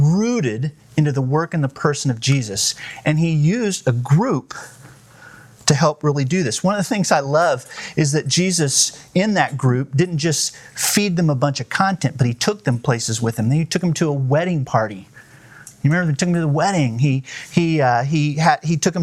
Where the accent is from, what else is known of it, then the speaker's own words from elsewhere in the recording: Southern California, United States; I grew up in Southern California